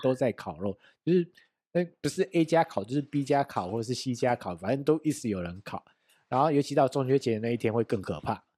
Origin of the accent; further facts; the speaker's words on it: Taiwan; 我们台湾人慢慢地有一个习惯，就是要烤肉这件事情